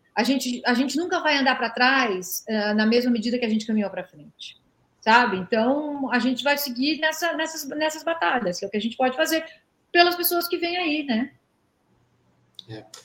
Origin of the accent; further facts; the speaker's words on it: Brazil; eu cresci é, num Brasil que proibia legalmente mulher de jogar bola